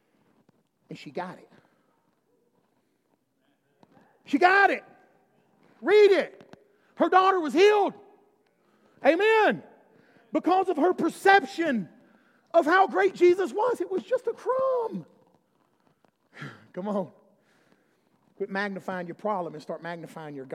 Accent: Alabama, United States; I'm from Alabama

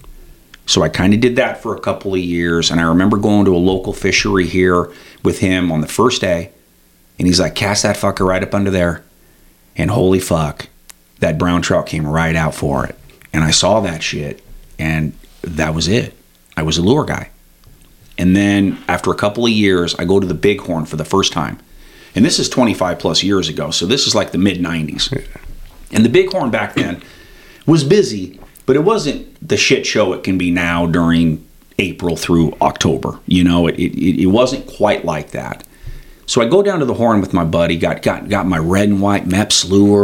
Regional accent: Red Lodge, Montana, United States; I'm from Red Lodge ultimately

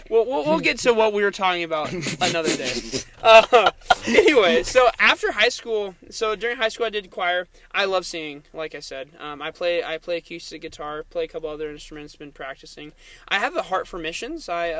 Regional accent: Eugene, Oregon, United States; born there; also born or lived in Salem; Yeah, so, after I was born in Eugene, I spent some time in Salem, Oregon, lived there for a little while.

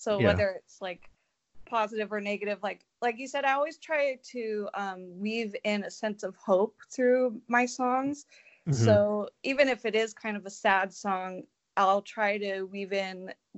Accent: California, United States; No, I'm from California, but I'm just in Nashville a lot.

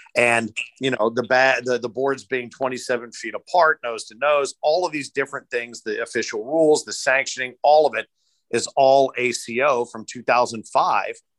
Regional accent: Louisville, Kentucky, United States; now in Cincinnati, United States; I was born in Louisville, but have worked in Cincinnati and lived in Cincinnati for more years than I lived in Louisville

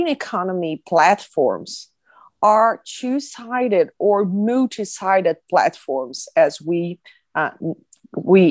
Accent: Brazil; from the University of Brasilia in Brazil

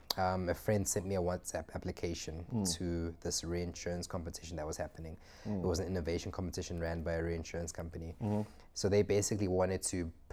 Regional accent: Johannesburg, Gauteng, South Africa; also born or lived in Zimbabwe / Germany / Cape Town; I moved to SA when I was 2 years old. Did nursery school, primary school, and high school in Joburg

